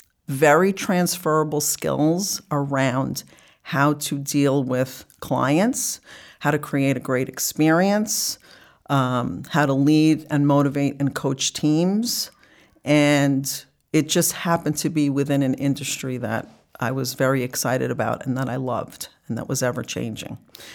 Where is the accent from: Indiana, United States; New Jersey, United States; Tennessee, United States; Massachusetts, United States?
New Jersey, United States; North Bergen; moved away; also born or lived in Florida / New York; So I grew up in North Bergen, New Jersey.